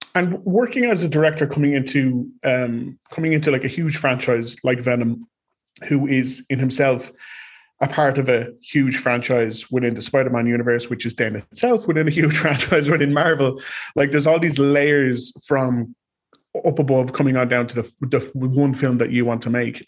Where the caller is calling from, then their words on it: Ireland; I am calling from Ireland